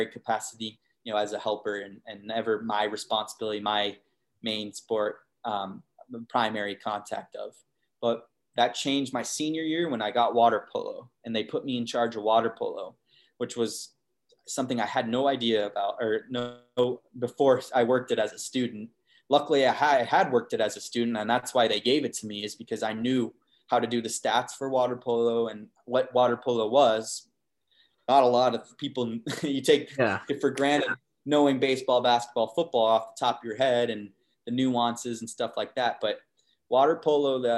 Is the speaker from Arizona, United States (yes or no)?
yes; Arizona, United States; I'm born and raised in Arizona, so it would have been tough for me to leave Arizona